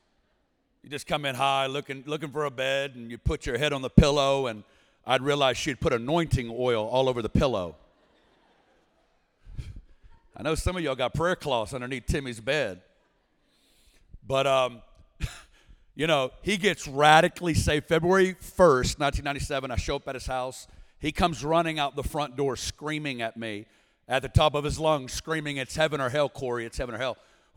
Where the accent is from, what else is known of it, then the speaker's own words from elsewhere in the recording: Northwest Arkansas, United States; I'm originally from Northwest Arkansas.